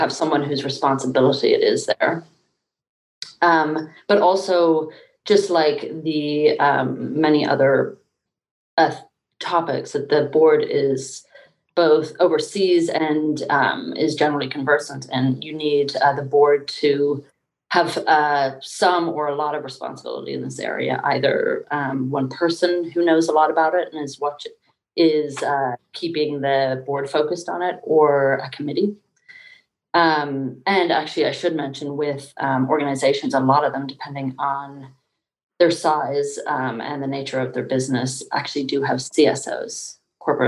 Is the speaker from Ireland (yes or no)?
yes; Dublin, Leinster, Ireland; also born or lived in United Kingdom; now in United States; I grew up in Dublin, Ireland, there, and then over in the UK